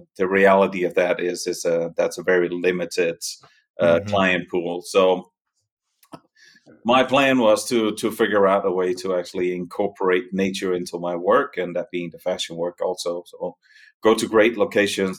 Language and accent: English; Denmark; accent: Danish; moved away as an adult; also born or lived in New York City, United States / Catskills, New York, United States; now in Italy; The accent is Danish. I'm from Denmark originally